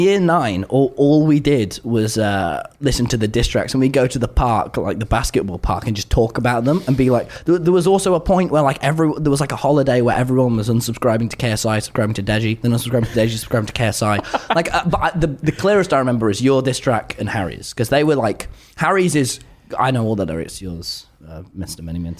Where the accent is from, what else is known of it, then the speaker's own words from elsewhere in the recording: Nottingham, East Midlands, United Kingdom; Dude, but we're both from Nottingham, man.